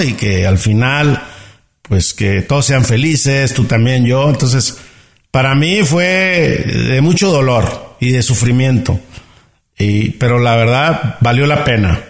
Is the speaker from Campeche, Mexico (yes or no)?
no; Ciudad Obregón, Sonora, Mexico; accent: norteño; nací en Ciudad Obrador, Sonora, en México